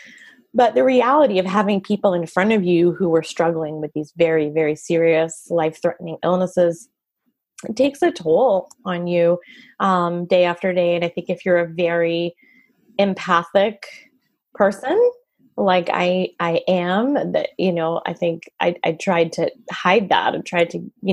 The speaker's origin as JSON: {"language": "English", "town": "Montreal", "region": "Quebec", "country": "Canada", "moved": "yes", "lives_now": "United States", "said": "I'm from Montreal, Canada. So I speak French too. And I just became a citizen last year"}